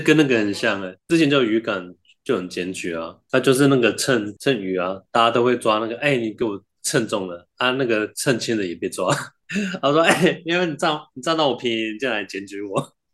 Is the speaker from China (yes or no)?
no; New Taipei, Taiwan; 回台北感觉， 上次回新北市的时候